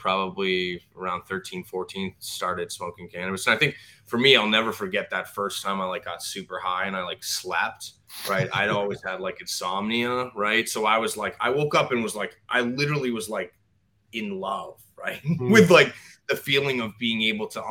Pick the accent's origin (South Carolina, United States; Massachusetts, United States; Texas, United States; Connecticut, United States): Massachusetts, United States; Boston area; also born or lived in Tampa, Florida; born and raised in the Boston area. Grew up where the Boston Marathon starts